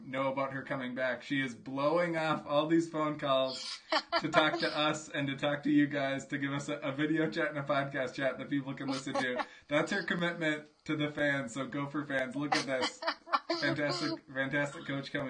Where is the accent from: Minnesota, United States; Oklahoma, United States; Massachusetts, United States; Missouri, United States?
Minnesota, United States; Walker; I'm from Walker, which I think may be even more rural than Cambridge